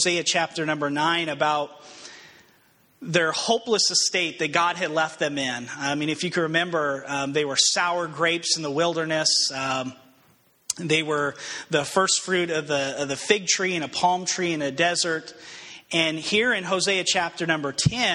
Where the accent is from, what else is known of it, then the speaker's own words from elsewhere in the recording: Albuquerque, New Mexico, United States; moved away as an adult; I grew up in Albuquerque, New Mexico, and last time I lived at home, I was, I think, 19, maybe 20 years old.